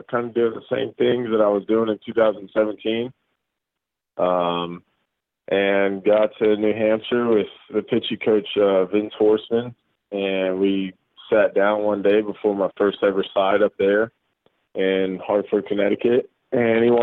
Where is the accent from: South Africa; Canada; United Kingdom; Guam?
Guam; born there; so my dad was in the military for 30 years, uh, and that's why I was born in Guam.